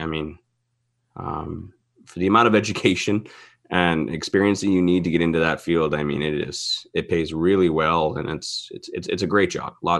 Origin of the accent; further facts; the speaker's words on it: St. Catharines, Ontario, Canada; now in Alberta, Canada; That was 5 years, I think, after I moved to Alberta. I'm from St. Catharines, Ontario.